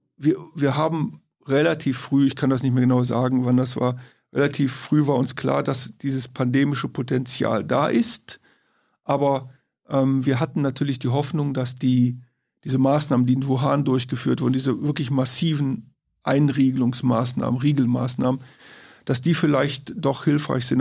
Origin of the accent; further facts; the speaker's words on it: Königswinter, North Rhine-Westphalia, Germany; Aus Königswinter, Oberpleis, das ist im Siebengebirge, Rheinland